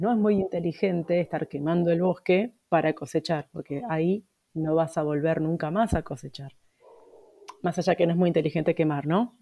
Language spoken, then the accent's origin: Spanish; Buenos Aires, Argentina; moved away; Viviendo en Capital Federal tenés poco acceso, pues yo de chiquita vivía en Capital